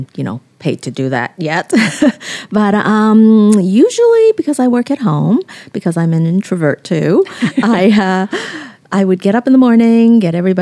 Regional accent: Vancouver, British Columbia, Canada; English is a second language; moved away; also born or lived in Hong Kong; I grew up a city girl. I grew up in Hong Kong and then Vancouver.

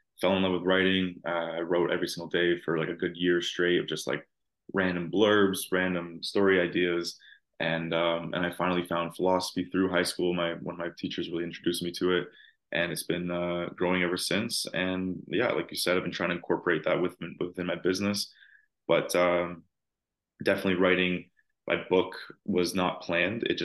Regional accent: Toronto, Ontario, Canada; I'm from Toronto, Canada, and a little bit outside the actual city

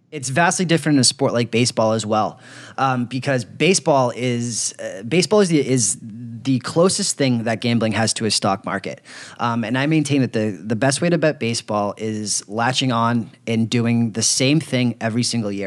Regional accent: Boston, Massachusetts, United States; moved away as an adult; I grew up in Boston for 26 years, first 26 years of my life

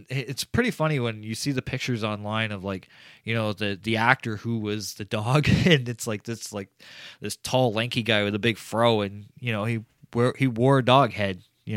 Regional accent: Canada; I'm Canadian

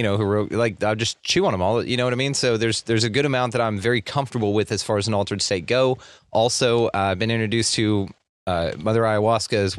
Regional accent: Texas, United States; I'm Texan

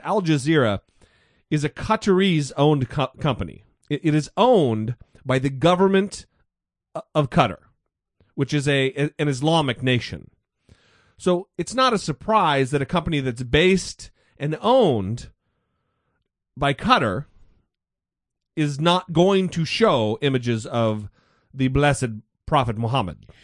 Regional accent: United States; I was born in America

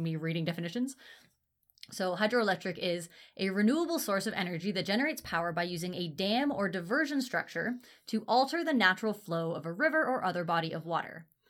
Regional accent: Ontario, Canada; I grew up in Ontario

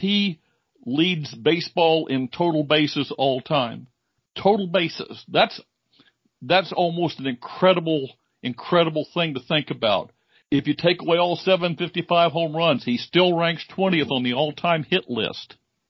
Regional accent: Illinois, United States; I grew up in Illinois, Cubs fan.

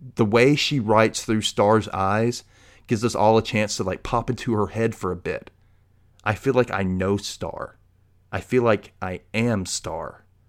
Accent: the South, United States; as a gay man growing up in the South

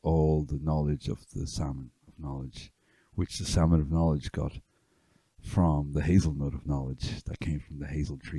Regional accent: County Meath, Leinster, Ireland; also born or lived in Dublin; now in West Cork, Ireland; From County Meath originally.

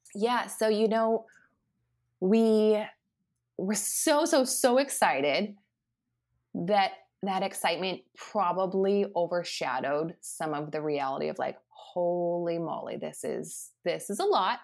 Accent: Lincoln, Nebraska, United States; born or raised there; moved away as an adult; also born or lived in Key West, Florida / Minnesota / California / Puerto Rico

